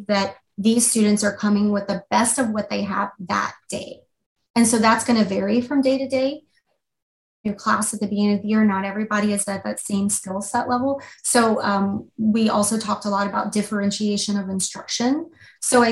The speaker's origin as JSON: {"language": "English", "region": "Louisiana", "country": "United States", "tie": "born or raised there", "moved": "yes", "lives_now": "Seattle, United States", "said": "I'm originally from a different part of the country. I grew up in Louisiana and, you know, moved out to the West Coast and fell in love with it."}